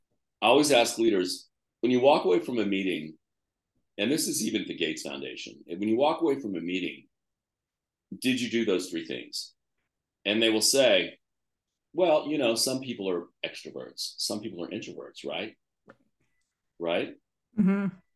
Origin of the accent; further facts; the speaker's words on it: New York, United States; Why do I need to spend my time and money, especially as a New Yorker, building that, okay?